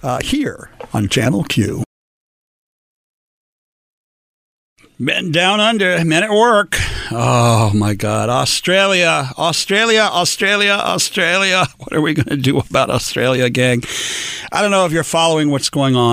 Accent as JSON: {"language": "English", "town": "Los Angeles", "region": "California", "country": "United States", "tie": "born or raised there", "said": "I am an old-fashioned Mexican-American in Los Angeles. I was born and raised here"}